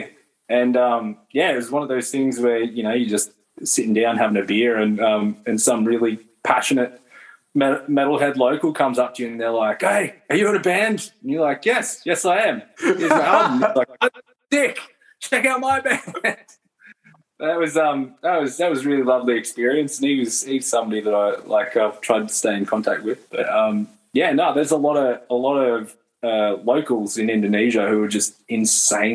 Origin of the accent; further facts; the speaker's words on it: Brisbane, Queensland, Australia; born and raised in Brisbane